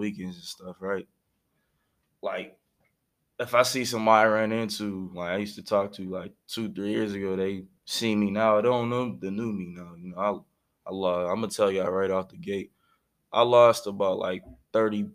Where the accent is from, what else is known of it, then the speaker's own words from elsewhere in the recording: Pittsburgh, Pennsylvania, United States; born and raised in Pittsburgh, you know, moved around the city your whole life